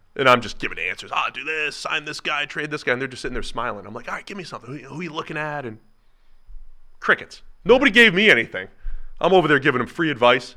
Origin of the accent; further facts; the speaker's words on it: Cincinnati, Ohio, United States; my hometown, Cincinnati